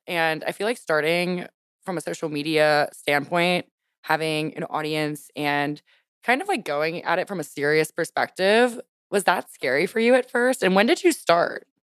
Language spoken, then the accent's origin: English; Louisiana, United States; I grew up in Louisiana.